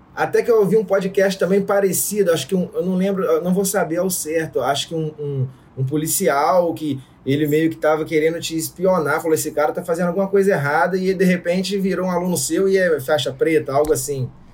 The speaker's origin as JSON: {"language": "Portuguese", "town": "São José de Ubá", "region": "Rio de Janeiro", "country": "Brazil", "accent": "mineiro", "moved": "as an adult", "lives_now": "Vila Velha, Brazil", "said": "São José de Ubar, interior do Rio de Janeiro. Muito pequenininho, próximo a Itaperuna."}